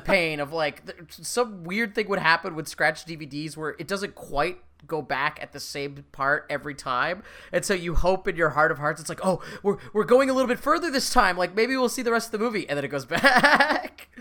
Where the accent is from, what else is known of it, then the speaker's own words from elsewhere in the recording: Canada; we're Canadian